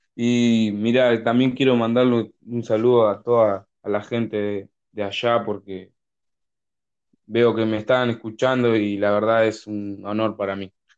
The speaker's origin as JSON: {"language": "Spanish", "town": "Berazategui", "region": "Buenos Aires Province", "country": "Argentina", "said": "Yo soy de Buenos Aires, una ciudad llamada Verazatei, en el sur de Buenos Aires"}